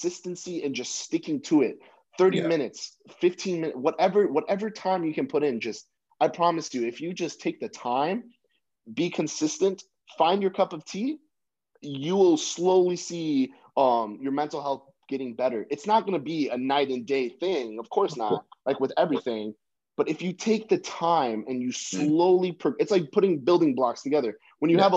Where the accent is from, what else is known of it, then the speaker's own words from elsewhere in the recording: United States; I'm from the States